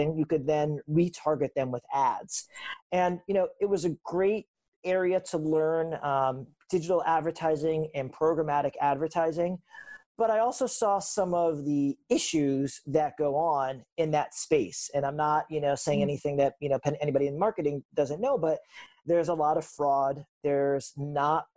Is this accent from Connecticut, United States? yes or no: yes; West Hartford, Connecticut, United States; moved away as an adult; also born or lived in Vermont / Manhattan; So I grew up in West Hartford, Connecticut. That's where I was born and raised.